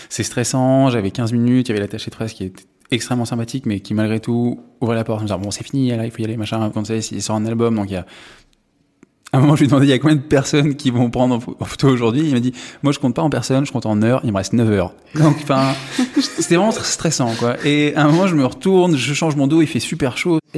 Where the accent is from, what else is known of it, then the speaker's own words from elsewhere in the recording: Paris, Île-de-France, France; moved away as an adult; ouais j'ai grandi à Paris je me suis, je suis parti à 18 ans parce que euh, bon, j'en avais marre.